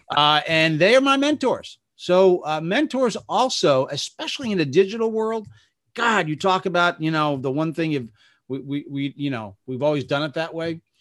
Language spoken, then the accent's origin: English; Bergen County, New Jersey, United States; I started off at my hometown newspaper in Bergen County, New Jersey